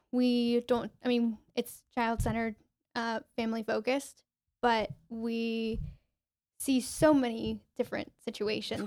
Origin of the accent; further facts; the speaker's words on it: Lincoln University, Pennsylvania, United States; also born or lived in Mexico City, Mexico; grew up in Lincoln University, uh, but I actually was born in Mexico City